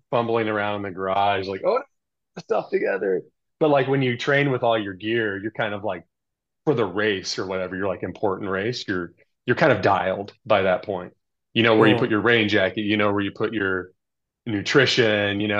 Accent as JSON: {"language": "English", "region": "California", "country": "United States", "said": "I had two down jackets because I'm from Southern California"}